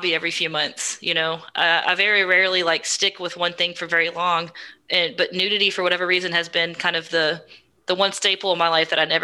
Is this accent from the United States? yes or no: yes; Texas, United States; I'm from Texas